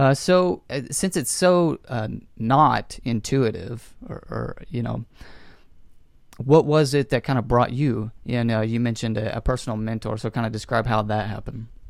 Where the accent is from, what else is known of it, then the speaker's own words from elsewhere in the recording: North Texas, United States; also born or lived in Lubbock, Texas; I was born and raised here in North Texas